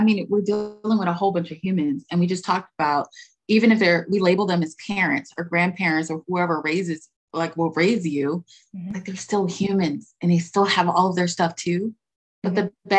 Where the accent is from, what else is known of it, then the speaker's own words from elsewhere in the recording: United States; I'm American.